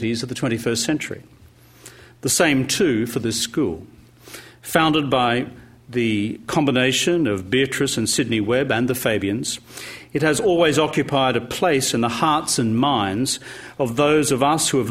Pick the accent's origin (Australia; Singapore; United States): Australia; Queensland; my home state of Queensland